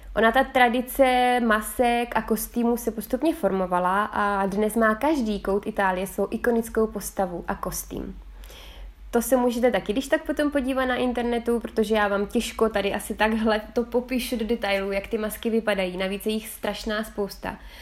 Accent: Czechia; now in Figline Valdarno, Italy

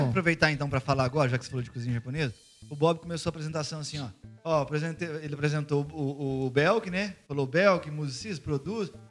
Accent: Barretos, São Paulo, Brazil; moved away; eu sou de, de, uma cidade pequena, de Barretos, e venho de lá

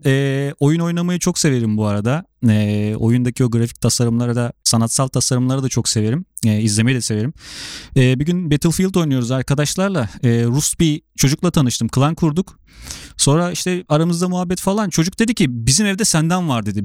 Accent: Sivas Province, Turkey; ben de Sivaslıyım.

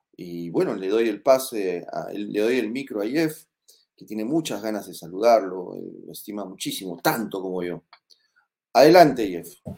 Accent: Moquegua, Peru; yo no nací en Puña, yo nací en Moquegua

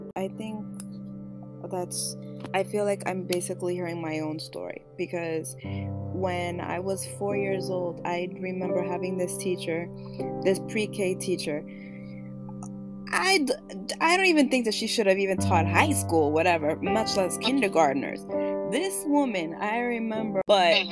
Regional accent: New York City, New York, United States; first language Spanish; English is a second language; I was born in Washington Heights, but being raised by my grandparents, I basically switched back and forth between Washington Heights and the Bronx.

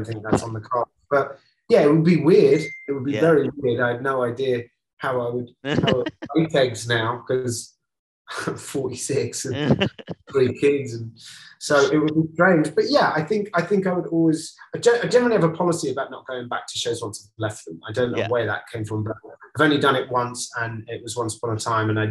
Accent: United Kingdom; growing up in Britain in the 70s and the 80s and the 90s

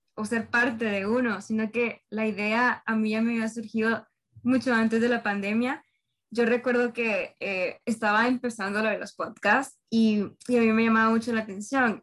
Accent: Honduras; soy hondureña

